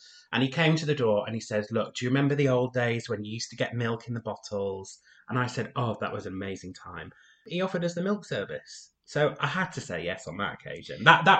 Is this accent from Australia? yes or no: no; United Kingdom; I'm British.